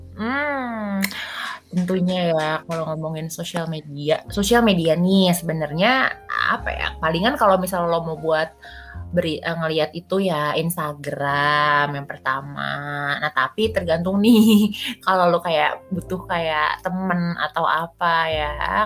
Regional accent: Jakarta, Indonesia; moved away as an adult; also born or lived in Jatinangor, West Java; gue soalnya lahir di Jakarta

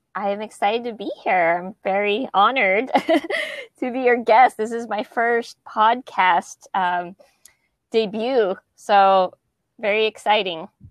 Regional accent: Southern California, United States; born or raised there; moved away as an adult; also born or lived in Kansas City, Missouri; now in Nashville, United States

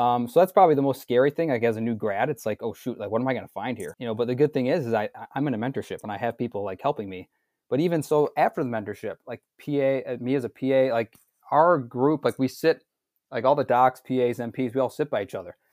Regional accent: suburb of Milwaukee, Wisconsin, United States; also born or lived in North Chicago, Illinois; I'm born and raised in Wisconsin, um, a, a suburb of Milwaukee, south of Milwaukee

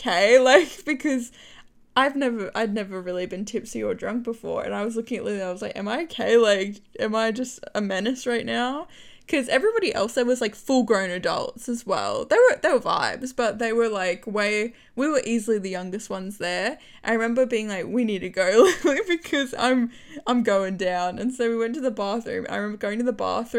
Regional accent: Australia; being Australian

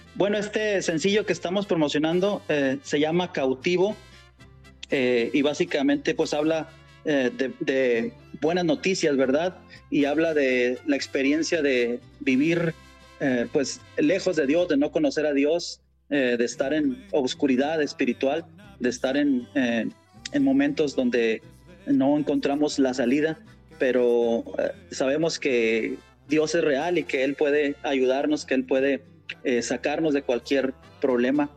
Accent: Torreón, Coahuila, Mexico; moved away as an adult; now in Dallas, United States; del norte de México, una ciudad que se llama Torreón, Coahuila, eh, una región conocida como la comarca lagunera. Eh, de por allá somos

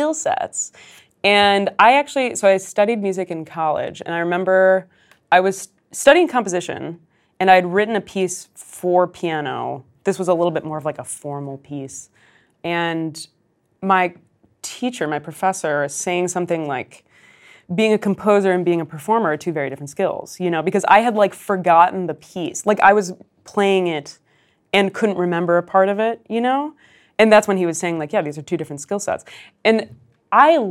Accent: Chicago, Illinois, United States; moved away as an adult; now in New York City, United States; I'm from Chicago, like you said. I've lived in New York for the past almost 7 years

